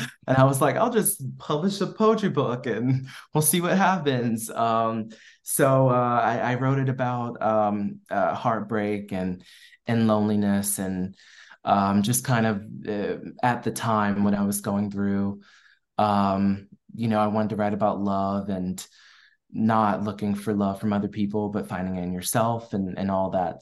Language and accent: English; Maryland, United States; moved away as an adult; also born or lived in North Carolina / Washington, D.C. / Boston; now in Los Angeles, United States; I grew up in Maryland